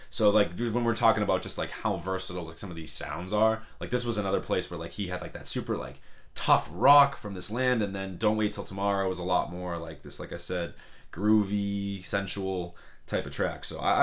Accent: Boston, Massachusetts, United States; we're obviously from Boston.

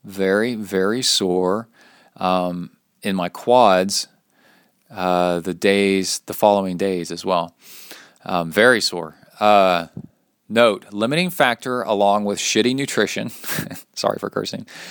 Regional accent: Texas, United States; accent: Texas; my Texas accent

